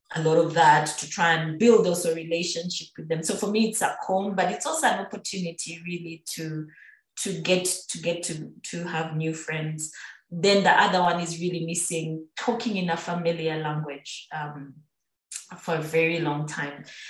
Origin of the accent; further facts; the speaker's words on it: Busoga, Uganda; moved away; I'm on Soga